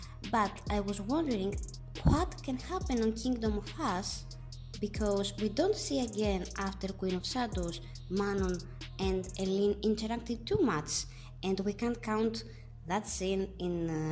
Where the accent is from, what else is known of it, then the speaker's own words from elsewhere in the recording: Thessaloniki, Central Macedonia, Greece; I am from Thessaloniki, from Greece.